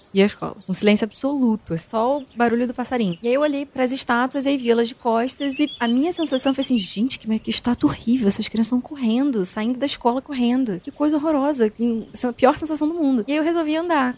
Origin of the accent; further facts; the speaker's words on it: Rio de Janeiro, Brazil; accent: carioca; moved away as an adult; now in São Paulo, Brazil; muita gente fala de sotaque, porque eu sou carioca